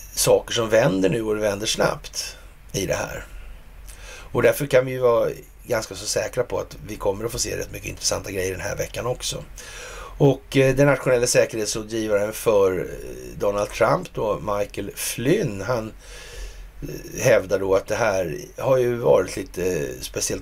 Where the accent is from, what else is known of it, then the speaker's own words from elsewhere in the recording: Sweden; som svensk